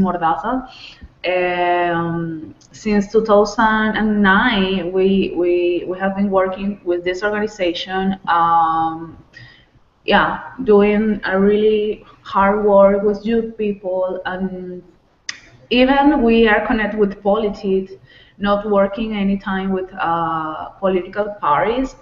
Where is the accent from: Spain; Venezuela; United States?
Venezuela; moved away; from Venezuela, but right now I am outside of Venezuela